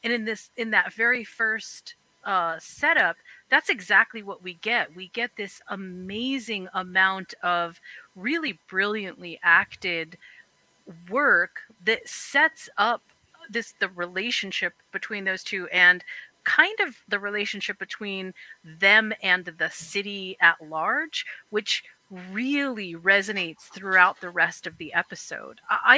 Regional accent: New York, United States; I am.

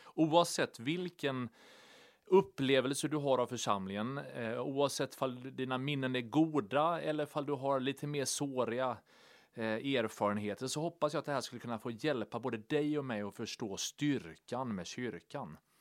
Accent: Sweden; vi läser ofta Bibeln och liksom tolkar den med våra svenska glasögon

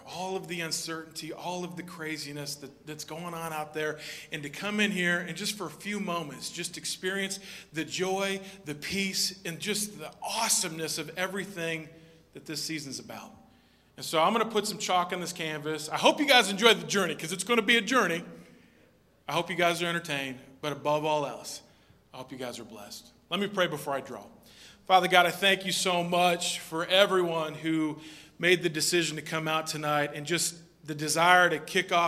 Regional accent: Minnesota, United States; moved away; I'm originally from Minnesota

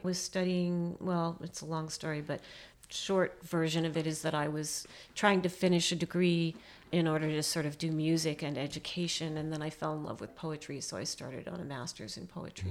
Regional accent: United States; as an American poet

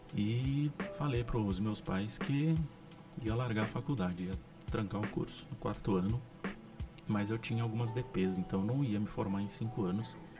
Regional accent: São José dos Campos, São Paulo, Brazil; E durante a infância aqui em São José foi muito legal.

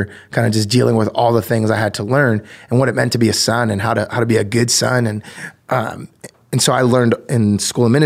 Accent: New Jersey, United States; I grew up in New Jersey

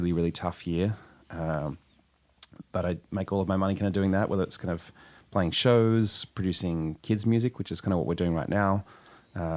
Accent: Sydney, New South Wales, Australia; moved away as an adult; also born or lived in New York; now in San Diego, United States; I'm from Sydney, Australia

